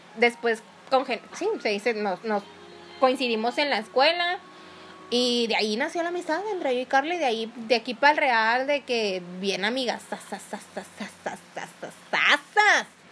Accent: Nayarit and Jalisco, Mexico; Yo me considero mitad nayarita y mitad jalisciense

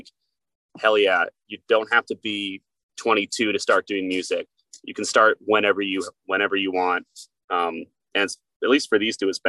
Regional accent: Florida, United States; growing up in Florida

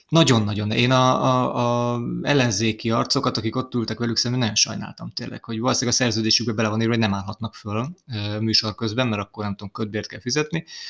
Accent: Hungary; ide születtem

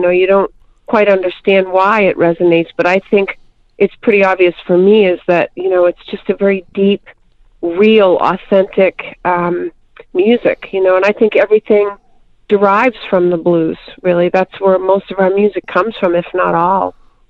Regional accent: Massachusetts, United States; No, I was born and bred here, but I was raised in the north part, you know, Massachusetts, which is the north part.

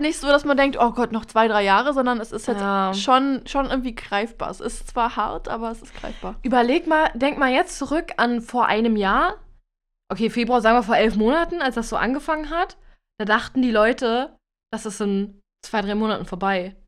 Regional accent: Germany; als Deutscher

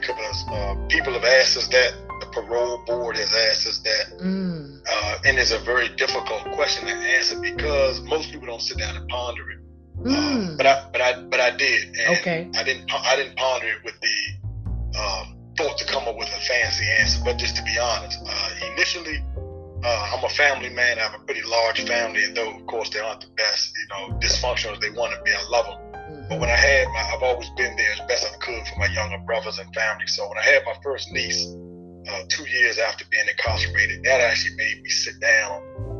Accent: Washington, District of Columbia, United States; also born or lived in Maryland / Arlington / Alexandria / St. Croix; being from the inner city, I'm from Washington, D.C., southeast, a place called Parkland and Shipley Terrace. But I've lived, you know, in northwest uptown. I've lived in Maryland, Calvert County. I've lived in Arlington, Alexandria. I've lived in St. Croix, the Virgin Islands.

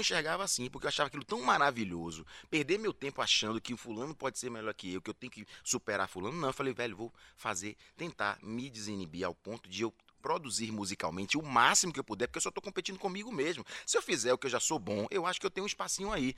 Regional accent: Salvador, Bahia, Brazil; como baiano, soteropolitano

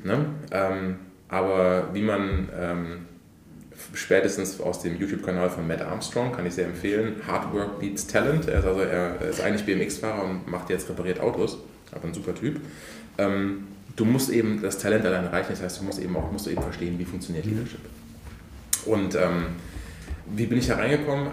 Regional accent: Koblenz, Rhineland-Palatinate, Germany; moved away as an adult; also born or lived in Poland; meiner Heimatstadt Koblenz

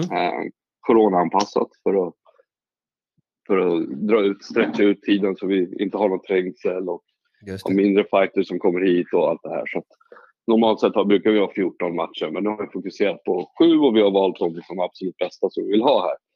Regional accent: Åkersberga, Stockholm County, Sweden; Jag är ju uppvuxen i Åkersberga, inte långt därifrån

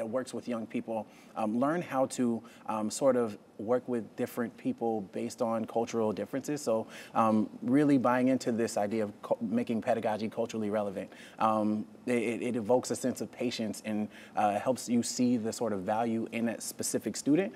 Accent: North Carolina, United States; being in my hometown

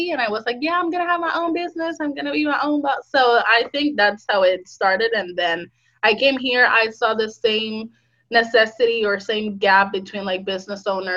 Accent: Puerto Rico; moved away as an adult; now in United States; I'm originally from Puerto Rico, I moved to United States 3 years ago

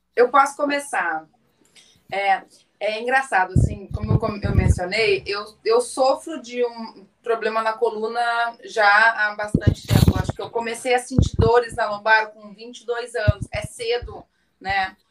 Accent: Rio Grande do Sul, Brazil; accent: gaúcho; eu sou gaúcha, né? Meu sotaque vai, já me entregou

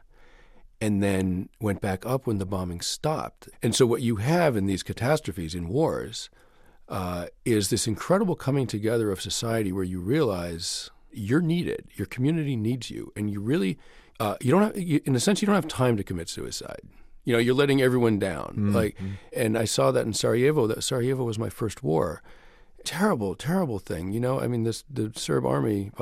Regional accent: New York, United States; I'm from New York

